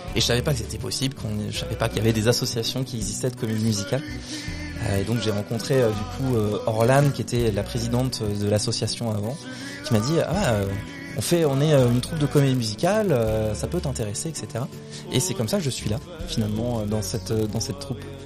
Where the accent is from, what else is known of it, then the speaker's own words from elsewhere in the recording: Brittany, France; also born or lived in Paris; je suis du coup en Bretagne depuis que j'ai 6 ans